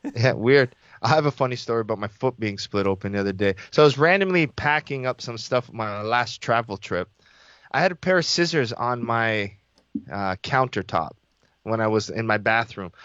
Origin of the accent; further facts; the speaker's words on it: Toronto, Ontario, Canada; I was born in Scarborough General Hospital. I went to school, elementary school in Scarborough, high school in Scarborough.